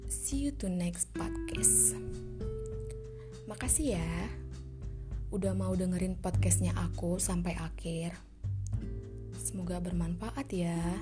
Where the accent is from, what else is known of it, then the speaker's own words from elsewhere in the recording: Medan, North Sumatra, Indonesia; Asal aku dari Medan.